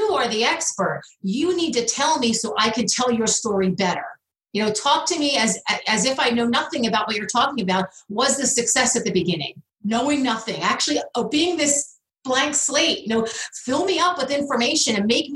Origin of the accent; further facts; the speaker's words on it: Philadelphia, Pennsylvania, United States; I'm from the Philadelphia area